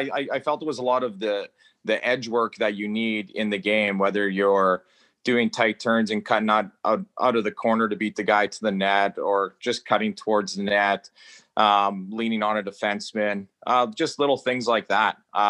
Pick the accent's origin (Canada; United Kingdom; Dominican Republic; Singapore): Canada; the Prairies; moved away; Hockey was just life, I guess, in the prairies. It was pretty much all there was to do.